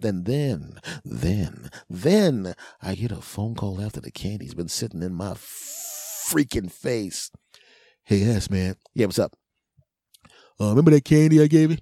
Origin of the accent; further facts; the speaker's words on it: Philadelphia, Pennsylvania, United States; I'm from Philly